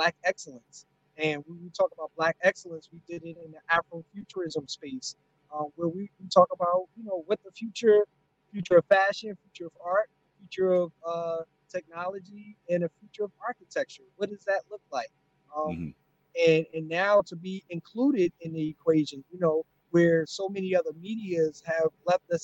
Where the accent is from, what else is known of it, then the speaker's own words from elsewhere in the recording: North New Jersey, United States; my hometown of North New Jersey